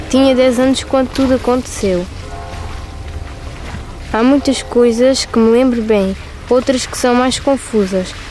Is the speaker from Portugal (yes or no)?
yes; Aldeia da Luz, Alentejo, Portugal; Esta é a aldeia da luz onde eu nasci. Agora a minha aldeia já não mora aqui.